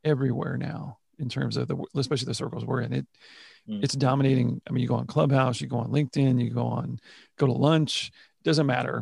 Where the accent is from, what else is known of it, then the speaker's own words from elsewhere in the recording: Houston, Texas, United States; I saw the ups and downs of the industry from the time I was born here in Houston